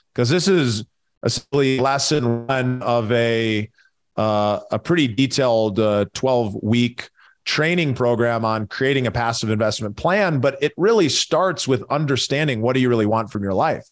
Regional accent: Minneapolis, Minnesota, United States; I grew up in Minneapolis, so, uh, huge hockey town

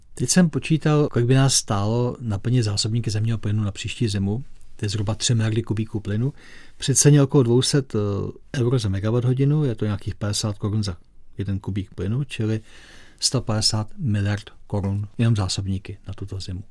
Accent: Czechia; my Češi

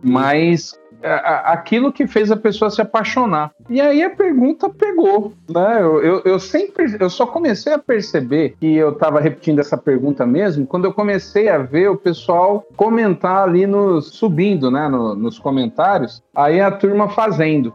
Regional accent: São Paulo, Brazil; moved away as an adult; also born or lived in Piauí; now in Timon, Brazil; eu sou paulistano, eu cresci em São Paulo, nasci em São Paulo, cresci em São Paulo

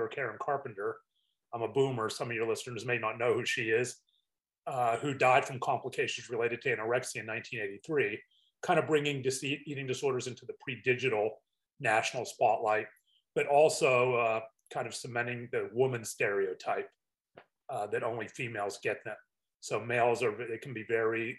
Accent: Pittsburgh, Pennsylvania, United States; growing up in Pittsburgh

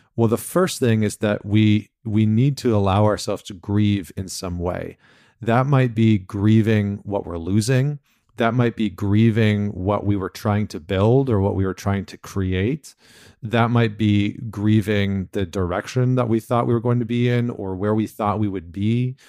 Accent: Canada; I'm from Canada.

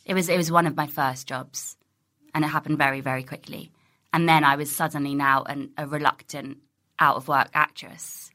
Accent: Ealing, London, United Kingdom; also born or lived in Pinner; I grew up in Ealing

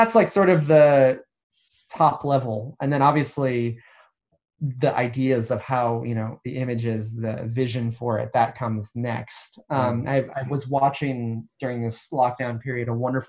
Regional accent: United States; now in United Kingdom; As an American

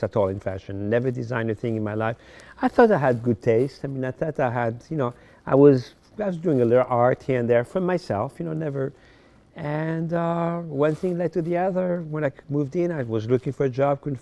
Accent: Paris, Île-de-France, France; born or raised there; English is a second language; moved away as an adult; also born or lived in Morocco; now in United States

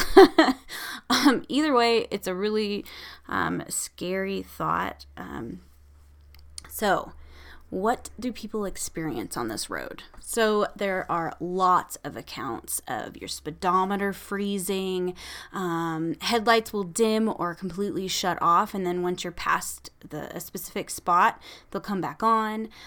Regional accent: Nebraska, United States; my home state of Nebraska

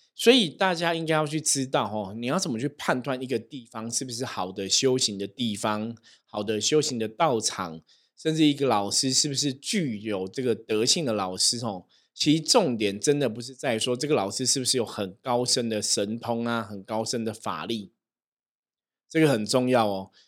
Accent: Taiwan; 我们在台湾，我们是台湾人

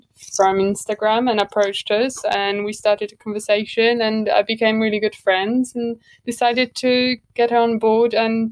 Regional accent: Warsaw, Masovian Voivodeship, Poland; moved away as an adult; now in London, United Kingdom; I'm originally from Poland. I'm from Warsaw.

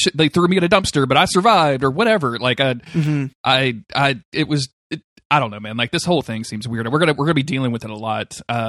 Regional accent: United Kingdom; I know I'm British.

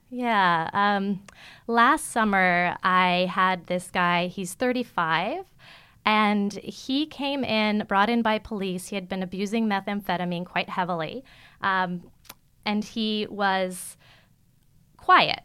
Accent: New York City, New York, United States; moved away as an adult; now in San Francisco, United States; As a teenager growing up in Manhattan, I lived in Midtown

